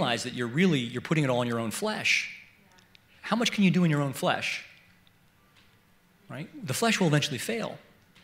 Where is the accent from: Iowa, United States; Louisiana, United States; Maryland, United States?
Maryland, United States; Baltimore; I was born in Baltimore, Maryland, and I grew up about a mile from the city line